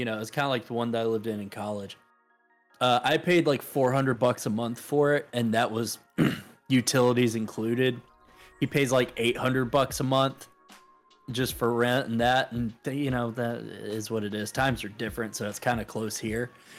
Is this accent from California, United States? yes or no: no; Alabama, United States; also born or lived in Mississippi; my hometown now, if it went back to the way it was, I would not recognize it anymore.